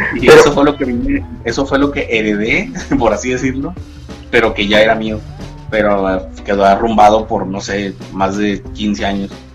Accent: Monterrey, Nuevo León, Mexico; soy de Monterrey

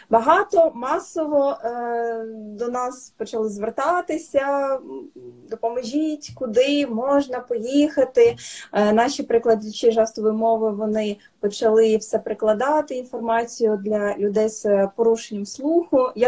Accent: Ukraine; Ми з України.

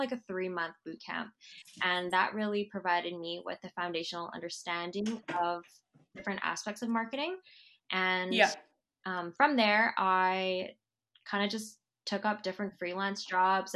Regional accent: Vancouver, British Columbia, Canada; I'm a local gal. I was born and raised here in Vancouver

